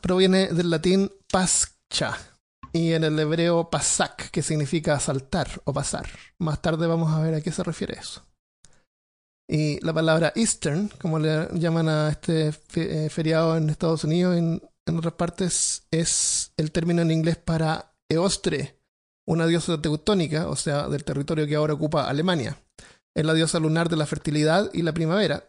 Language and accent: Spanish; Santiago, Santiago Metropolitan Region, Chile; moved away; yo me crié en Santiago y no es una ciudad